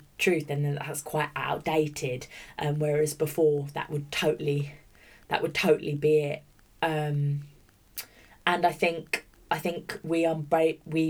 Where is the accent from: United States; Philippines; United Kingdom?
United Kingdom; Bromley, London; moved away; also born or lived in Orpington / St Mary Cray; I grew up in Bromley, which was kind of Kent at the time, Bromley, Auburn, St Mary's, Cray